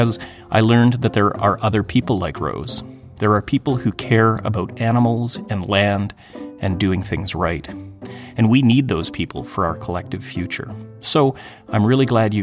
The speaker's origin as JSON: {"language": "English", "town": "Thunder Bay", "region": "Ontario", "country": "Canada", "tie": "born or raised there", "said": "I grew up in Canada, in a small city in northwestern Ontario in the 1970s and 80s"}